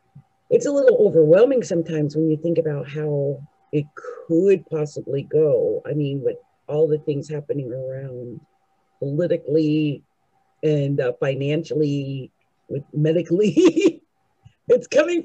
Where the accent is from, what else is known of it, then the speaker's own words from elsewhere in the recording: New Jersey, United States; born there; also born or lived in Alaska / Kentucky / California / Las Vegas; now in Seattle, United States; I was born in New Jersey. {S2} Okay. {S0} I was born in New Jersey. {S1} Oh, Jersey. {S0} Yeah, I'm a Jersey girl. I lived in Alaska for 15 years. I lived in Kentucky. I lived in California. I lived in Vegas for a while.